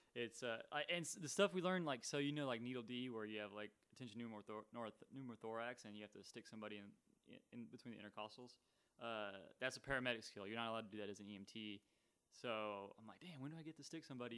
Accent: Texas, United States; I'm from Texas

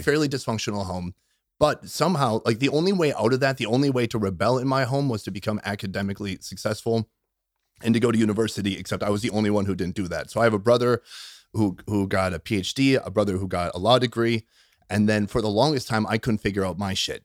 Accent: Minnesota, United States; moved away; I grew up in Minnesota

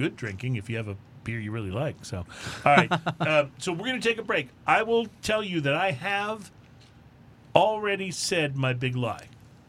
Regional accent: Atascosa County, Texas, United States; I grew up in Atascosa County of Texas.

